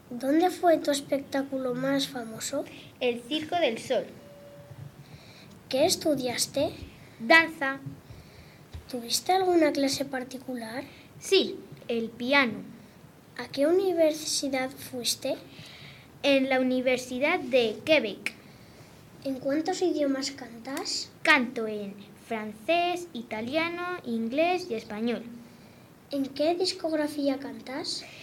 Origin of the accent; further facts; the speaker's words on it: Chile; also born or lived in Manhattan, New York, United States; ¿Dónde naciste? En Manhattan, Nueva York. ¿Tienes hijos? Sí, dos. ¿Dónde te criaste? Me crié en Chile.